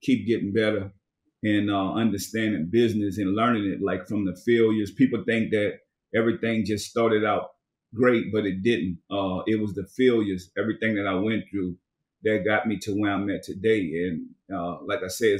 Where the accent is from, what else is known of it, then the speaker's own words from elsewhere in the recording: New Orleans, Louisiana, United States; moved away; also born or lived in Richmond, California; I'm originally from New Orleans, and I moved to Richmond, California.